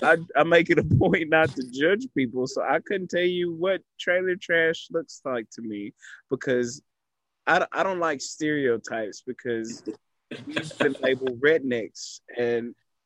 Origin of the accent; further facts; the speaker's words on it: Texas, United States; I have been a devout Texan my entire life.